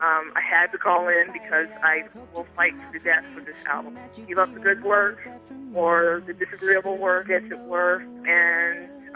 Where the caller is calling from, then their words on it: Washington, District of Columbia, United States; I'm calling from Washington, D.C.